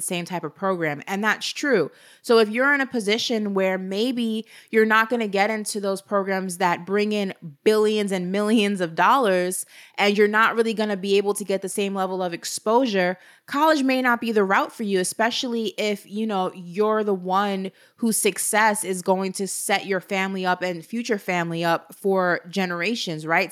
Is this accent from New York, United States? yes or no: yes; New York City, New York, United States; We're both from New York, obviously. She's from Harlem. I was born in Brooklyn.